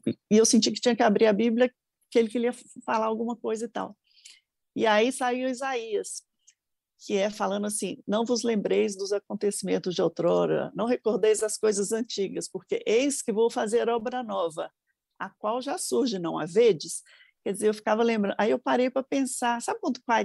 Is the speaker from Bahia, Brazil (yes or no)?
no; Brasília, Federal District, Brazil; also born or lived in Minas Gerais; now in São Paulo, Brazil; eu nasci em Brasília, minha família é mineira, mas eu nasci em Brasília